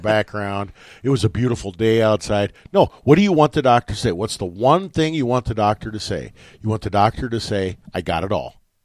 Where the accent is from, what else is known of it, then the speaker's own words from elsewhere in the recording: West Point, United States; moved away; my hometown of West Point